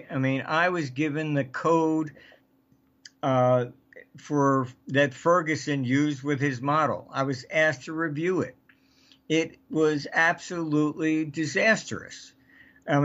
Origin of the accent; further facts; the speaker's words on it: United Kingdom; I came from Britain